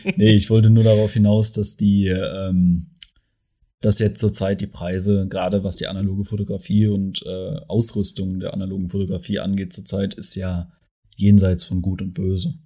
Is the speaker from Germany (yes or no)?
yes; Mannheim, Baden-Württemberg, Germany; ich komme ja aus Mannheim.